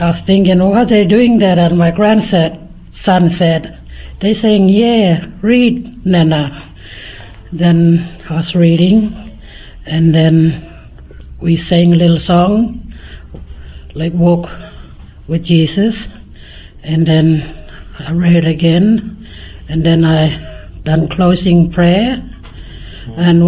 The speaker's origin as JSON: {"language": "English", "town": "Finke", "region": "Northern Territory", "country": "Australia", "said": "I'm from Fink, Heptula"}